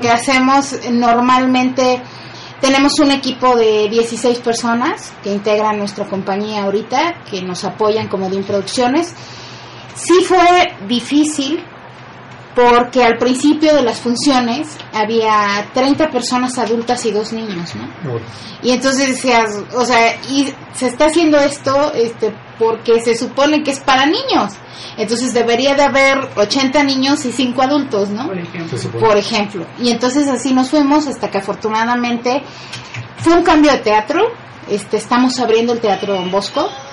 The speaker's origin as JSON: {"language": "Spanish", "town": "Poza Rica", "region": "Veracruz", "country": "Mexico", "tie": "born or raised there", "moved": "yes", "lives_now": "Puebla, Mexico", "said": "mi pueblo, y yo sí le digo que ya es una ciudad, se llama Poza Rica"}